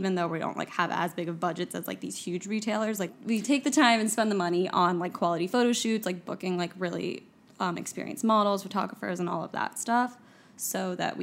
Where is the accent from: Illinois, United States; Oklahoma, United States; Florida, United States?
Florida, United States; Miami; also born or lived in New York City; now in Miami, United States; I'm from Miami